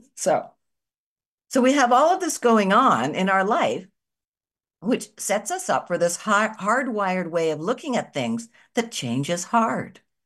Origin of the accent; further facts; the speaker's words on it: Canada; I'm a Canadian living in Canada still